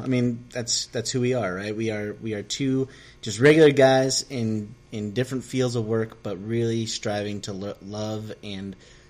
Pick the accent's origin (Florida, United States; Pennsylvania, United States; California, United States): California, United States; Southern; moved away as an adult; also born or lived in West Virginia; now in Elkins, United States; I am Mexican, Hispanic, whatever, from Southern California. I moved to West Virginia in 2003.